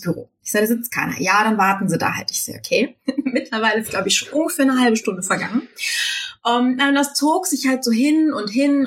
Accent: Düsseldorf, North Rhine-Westphalia, Germany; ich komme aus Düsseldorf

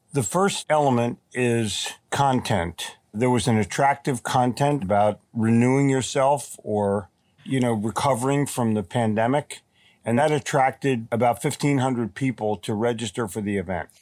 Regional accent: Philadelphia, Pennsylvania, United States; born or raised there; also born or lived in Atlantic City, New Jersey / New York City; now in Charlotte, United States

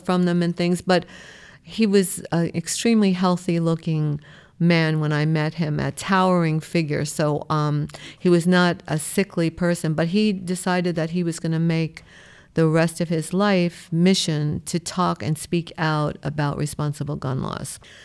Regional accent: New York City, New York, United States; I was born in Brooklyn. I live in New York my whole life

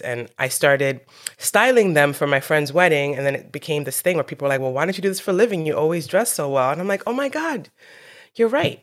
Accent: New York City, New York, United States; I was born in New York City.

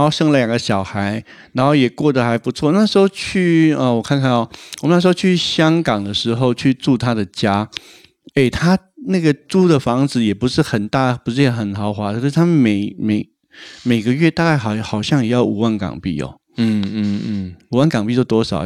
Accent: Taiwan; 他的工作是我们台湾人比较少听到的一种工作

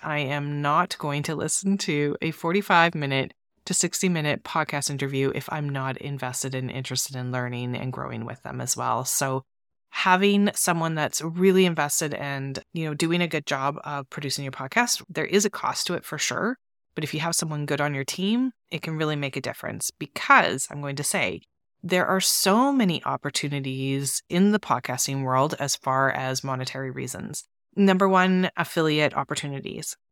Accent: Canada; I'm from Canada

